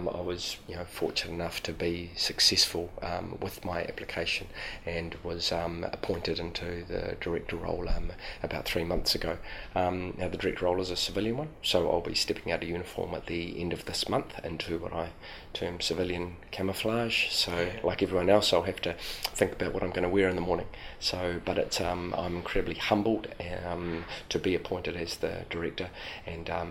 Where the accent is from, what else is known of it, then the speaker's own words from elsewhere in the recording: Christchurch, Canterbury, New Zealand; being born and bred in Christchurch